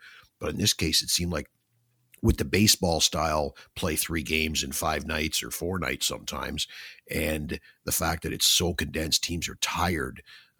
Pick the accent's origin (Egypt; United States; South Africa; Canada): Canada; Toronto, Ontario; now in Ottawa, Canada; I came from Toronto, where I was a Leaf fan, came to Ottawa, and suddenly I couldn't watch the Leafs anymore.